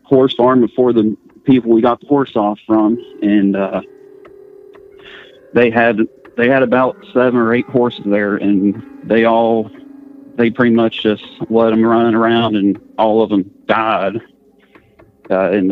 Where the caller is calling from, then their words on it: West Virginia, United States; I'm calling from West Virginia.